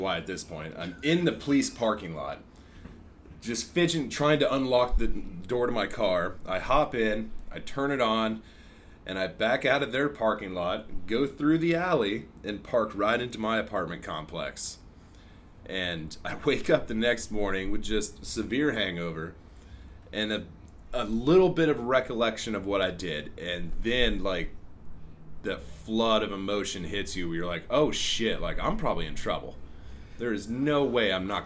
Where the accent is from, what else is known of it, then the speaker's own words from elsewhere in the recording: Albia, Iowa, United States; my hometown of Albia, Iowa